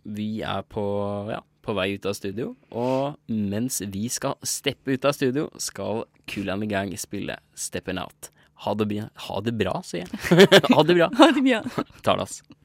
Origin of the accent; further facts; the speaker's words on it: Oppland, Innlandet, Norway; altså jeg er jo fra Oppland.